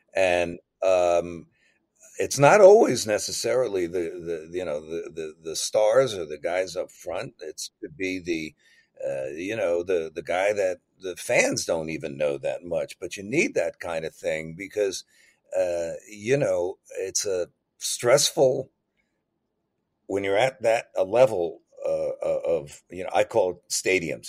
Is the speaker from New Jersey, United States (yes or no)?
yes; New Jersey, United States; growing up in New Jersey